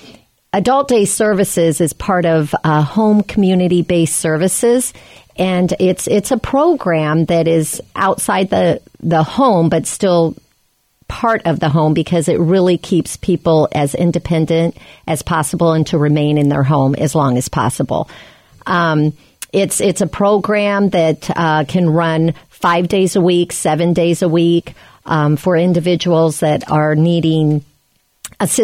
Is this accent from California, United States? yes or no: no; Des Moines, Iowa, United States; I was raised and born in Des Moines, Iowa.